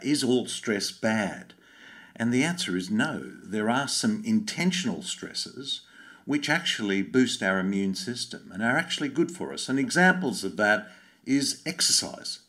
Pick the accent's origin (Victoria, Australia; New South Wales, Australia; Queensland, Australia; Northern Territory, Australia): New South Wales, Australia; Sydney; I grew up in Bondi